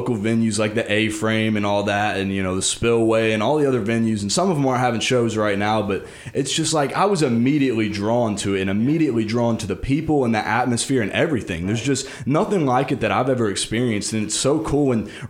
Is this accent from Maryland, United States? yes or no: no; Louisville, Kentucky, United States; moved away as an adult; now in Bowling Green, United States; I'm from Louisville, you know, the biggest city in the state